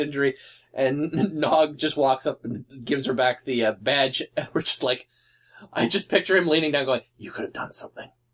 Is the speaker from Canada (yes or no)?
yes; Canada; I'm Canadian